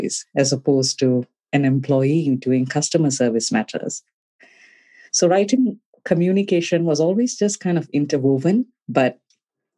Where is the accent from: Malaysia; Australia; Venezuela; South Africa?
Malaysia; moved away as an adult; also born or lived in Cardiff, Wales; In Malaysia. I'm born and brought up in Malaysia.